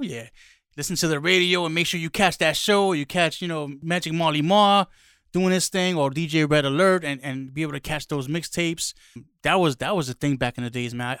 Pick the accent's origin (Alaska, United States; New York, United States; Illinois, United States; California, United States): New York, United States; New York City; growing up in the Bronx, lotta, you know, street parties